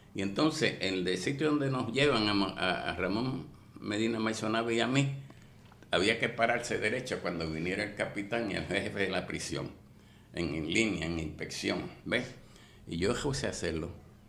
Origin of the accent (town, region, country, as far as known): Puerto Rico